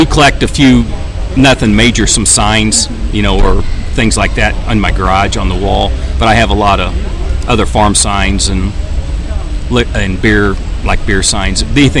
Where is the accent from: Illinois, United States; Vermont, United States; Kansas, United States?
Illinois, United States; Riverton; I'm from Riverton, Illinois, which is just outside of Springfield, the state capital.